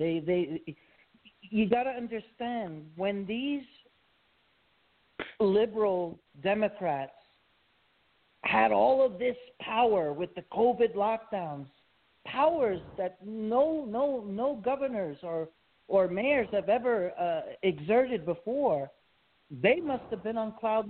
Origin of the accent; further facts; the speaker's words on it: New York, United States; or my home state of New York, Cuomo?